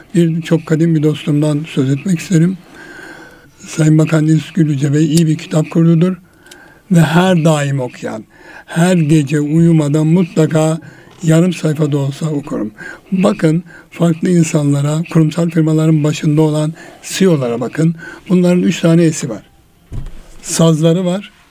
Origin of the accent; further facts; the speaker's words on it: Erzurum, Turkey; moved away; gençliğimizde rol modellerimiz vardı bizim Erzurum'da. Ben Erzurumluyum